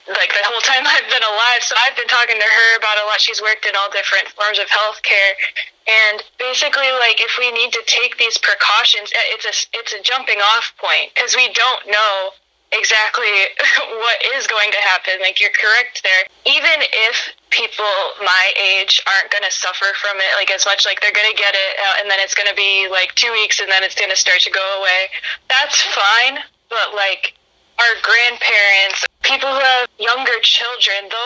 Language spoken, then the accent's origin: English; United States; moved away as an adult; also born or lived in Chicago; I grew up in Putnam County.